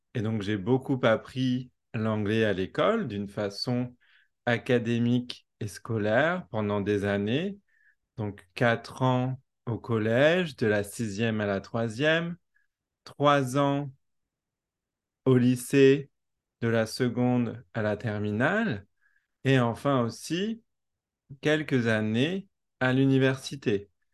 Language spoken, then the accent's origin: French; France; accent: French; first language French; moved away as an adult; also born or lived in New Zealand; quand je parle anglais, j'ai gardé mon accent français